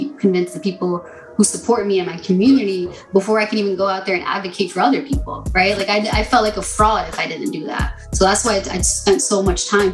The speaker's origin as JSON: {"language": "English", "region": "New Jersey", "country": "United States", "tie": "born or raised there", "also_born_or_lived": "Newark, New Jersey", "said": "Born and raised in New Jersey"}